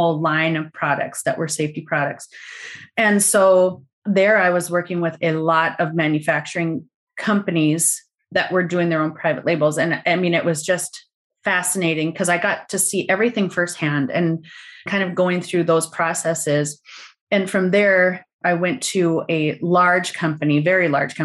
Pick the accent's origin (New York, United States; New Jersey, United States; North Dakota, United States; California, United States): North Dakota, United States; I'm from North Dakota